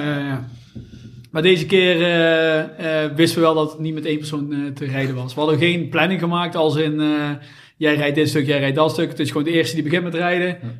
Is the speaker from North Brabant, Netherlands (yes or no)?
yes; Someren, North Brabant, Netherlands; Wij komen allemaal uit Zomeren